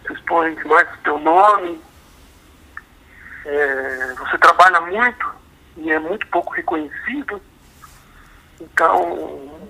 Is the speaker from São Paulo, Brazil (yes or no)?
no; Blumenau, Santa Catarina, Brazil; Bom, eu nasci em Blumenau, né? De, quando construí minha vida em Blumenau, estou em Blumenau, vivo aqui.